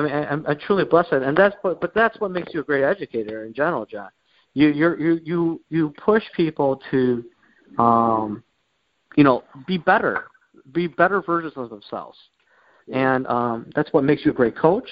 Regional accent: Warren, Michigan, United States; I grew up around this Metro Detroit area. I uh, lived uh, pretty much all my life in Warren

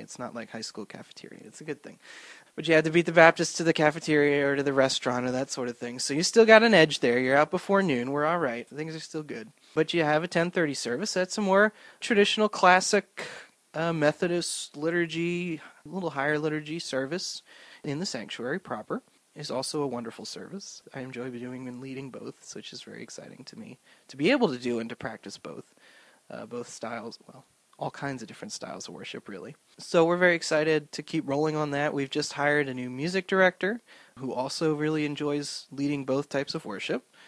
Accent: Swedesboro, New Jersey, United States; now in Cranford, United States; So I grew up in South Jersey in a little town called Swedesboro.

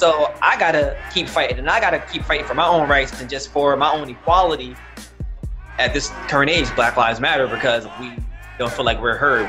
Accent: Paterson, New Jersey, United States; moved away as an adult; also born or lived in Hackensack, New Jersey / Wayne, New Jersey; now in South Plainfield, United States; I was born in Hackensack Hospital, but raised in Paterson, New Jersey. I'm currently living in South Plainfield, New Jersey, and I am 32, and I'm Black, African-American, baby.

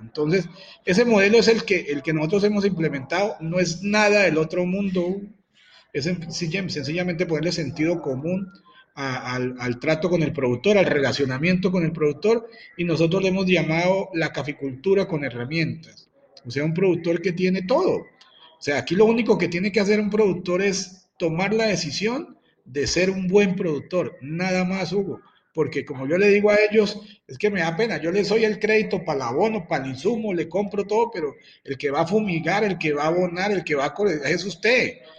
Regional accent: Huila, Colombia; Yo soy un empresario huilense

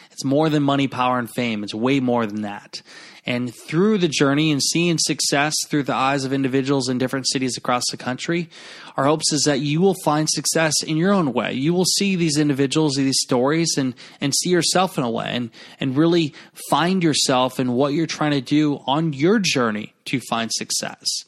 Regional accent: Garnavillo, Iowa, United States; my hometown, uh, where I'm recording now in Garnerville, Iowa.

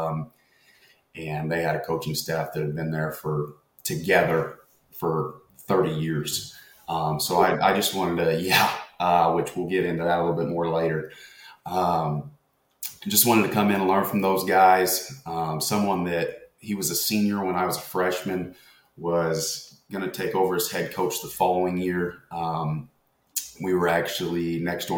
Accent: Du Quoin, Illinois, United States; I'm from a small town in Southern Illinois, DuQuoin, Illinois, born and raised here

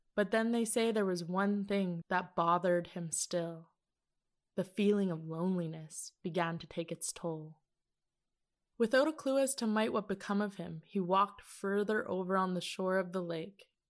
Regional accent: Teslin, Yukon, Canada; ever since a small child growing up in Teslin, Yukon

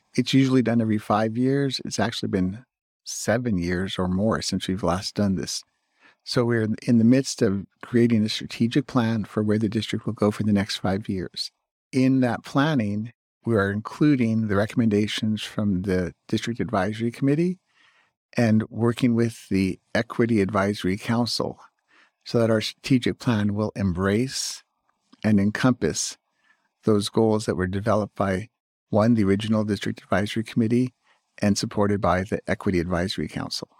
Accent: Burbank, California, United States; now in Claremont, United States; My hometown of Burbank

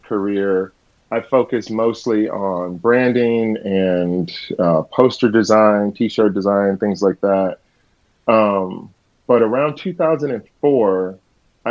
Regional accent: St. Louis, Missouri, United States; moved away as an adult; now in Western North Carolina, United States; I grew up in St. Louis, Missouri, and I got my BFA in graphic design

